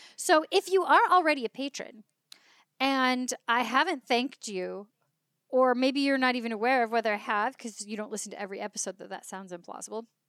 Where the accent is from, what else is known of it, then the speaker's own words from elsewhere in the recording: California, United States; also born or lived in Leeds, England; I'm from California.